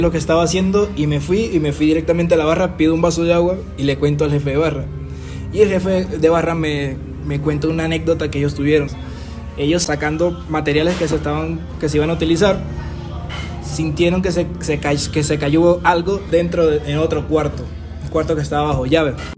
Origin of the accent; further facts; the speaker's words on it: Bogotá, Bogotá Capital District, Colombia; crear una identidad como bogotanos